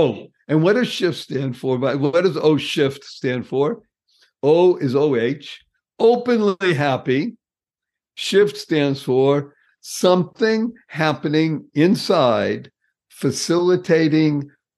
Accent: New England, United States; Yes, I come from New England.

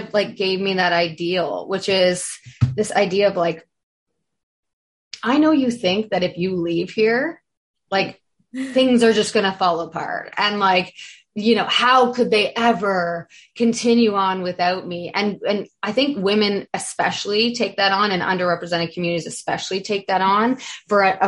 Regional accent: Canada; I'm also from Canada

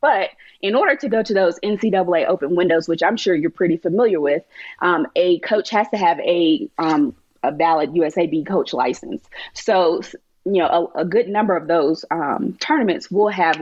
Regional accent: North Carolina, United States; moved away; I'm from North Carolina.

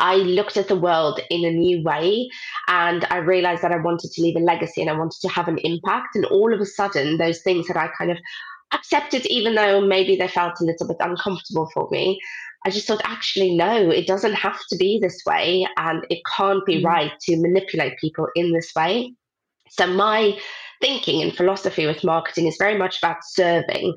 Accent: South Africa; moved away as an adult; now in United Kingdom; I grew up in South Africa and that's what I went to study

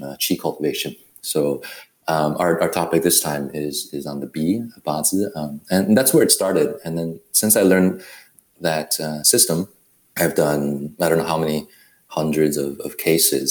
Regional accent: Taiwan; moved away; also born or lived in Berkeley, California; I was born in Taiwan.

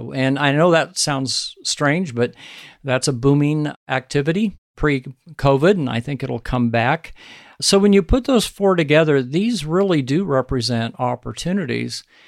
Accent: Sand Hills, central Nebraska, United States; my home country and the ranching country of central Nebraska called the Sand Hills

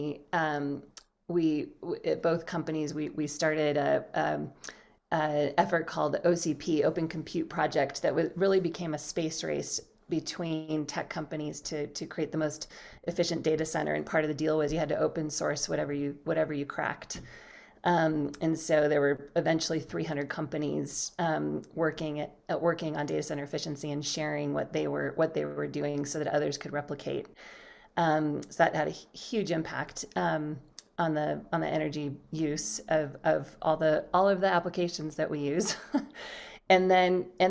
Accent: Colorado, United States; now in Lake Tahoe area, United States; I grew up in Colorado in the Rocky Mountains. I now live in the Lake Tahoe area.

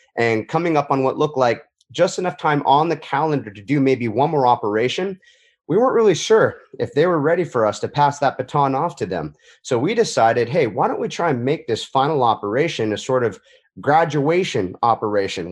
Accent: Huntington Beach, California, United States; my hometown Huntington Beach, California

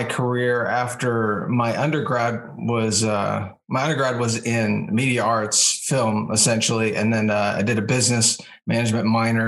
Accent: Southern California, United States; I grew up in Southern California

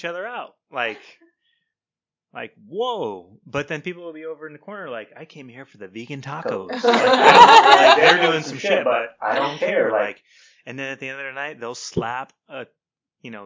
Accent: Portland, Oregon, United States; I grew up in Portland

